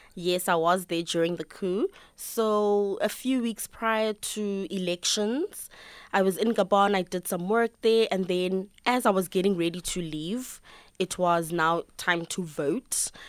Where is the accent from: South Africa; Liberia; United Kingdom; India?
South Africa; accent: South African; my South African accent